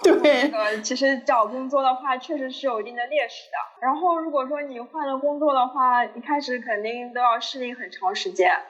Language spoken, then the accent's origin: Chinese; Shanghai, China; 作为一个上海人，是一个让别的地方很多人让人羡慕的一个身份